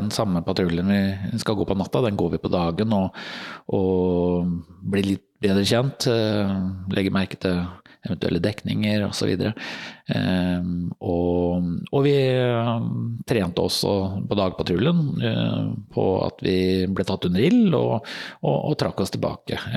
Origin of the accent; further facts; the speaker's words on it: Fredrikstad, Østfold, Norway; Og jeg er jo fra Fredrikstad, så det var 15 minutter å sykle til, eh, til kaserna.